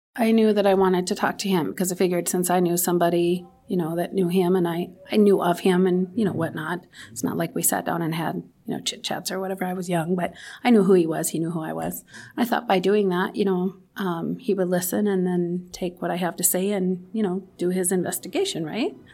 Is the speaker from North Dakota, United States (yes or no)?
yes; Williston, North Dakota, United States; I grew up in Williston. My entire life I've lived, lived here